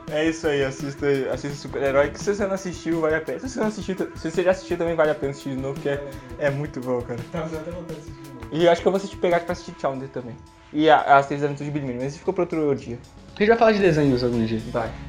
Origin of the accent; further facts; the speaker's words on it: Espírito Santo, Brazil; Chegar no aeroporto com o passaporte. Sou capixaba.